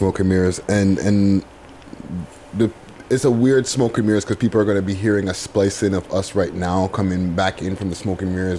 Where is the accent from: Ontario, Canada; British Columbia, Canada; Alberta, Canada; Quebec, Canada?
Ontario, Canada; Toronto; I'm not born in Toronto raised here